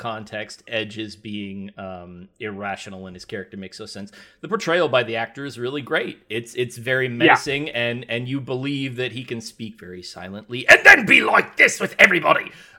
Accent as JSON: {"language": "English", "country": "Canada", "said": "Well, hey, now, man, listen here, man. I'm a Canadian."}